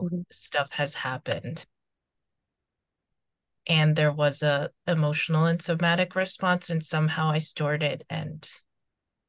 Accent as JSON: {"language": "English", "town": "New York City", "region": "New York", "country": "United States", "tie": "born or raised there", "also_born_or_lived": "Seoul, South Korea", "moved": "as an adult", "lives_now": "Los Angeles, United States", "said": "I'm originally from Seoul, but then I grew up in New York City"}